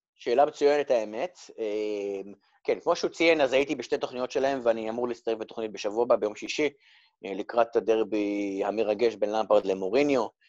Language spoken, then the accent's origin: Hebrew; Rehovot, Central District, Israel; moved away as an adult; now in England, United Kingdom; אני גדלתי ברחובות, בביתי ברחובות